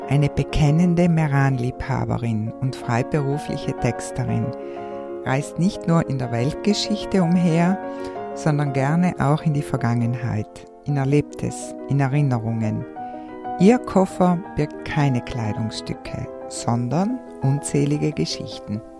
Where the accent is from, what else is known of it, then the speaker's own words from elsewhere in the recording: Australia; born there; Ich kam 1964 zur Welt. Eine kleine Australierin, geboren im Queen Elizabeth Hospital als jüngste von drei Schwestern.